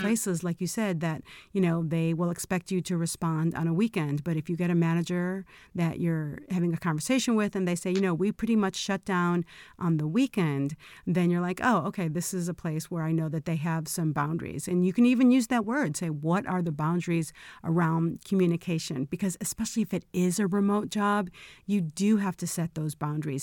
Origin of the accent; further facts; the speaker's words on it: Chicago, Illinois, United States; moved away as an adult; now in Los Angeles, United States; I always thought I'd be born and raised in Chicago and stay there forever